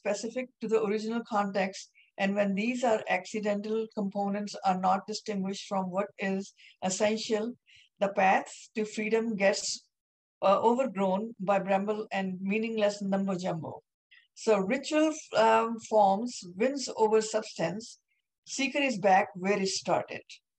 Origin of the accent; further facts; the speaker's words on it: India; I'm Indian